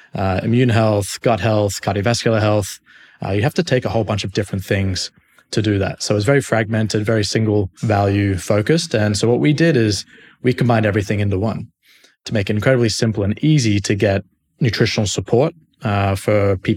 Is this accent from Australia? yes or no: yes; Sydney, New South Wales, Australia; now in United States; Mate, I'm from Sydney, Australia. I have not lived there for quite a while. I've been in the States now for about 6 years